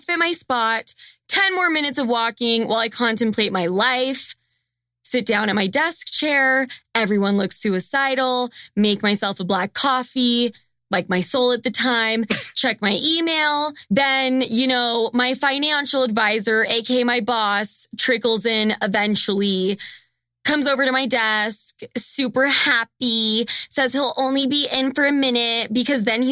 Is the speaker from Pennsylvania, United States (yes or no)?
no; Draper, Utah, United States; moved away as an adult; now in New York City, United States; from Draper, Utah